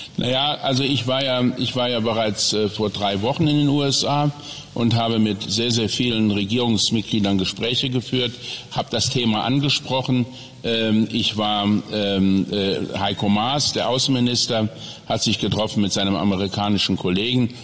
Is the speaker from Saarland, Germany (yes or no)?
yes; Saarland, Germany; in meiner Heimat, in meinem Wahlkreis, in meinem kleinen Häuschen